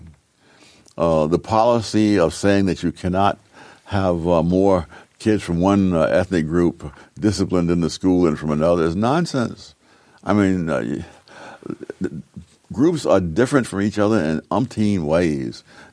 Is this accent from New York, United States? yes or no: yes; New York City, New York, United States; moved away; When I grew up in Harlem